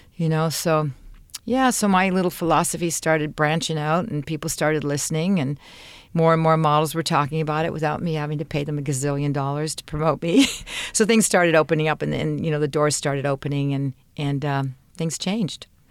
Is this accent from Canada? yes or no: yes; Canada; I'm Canadian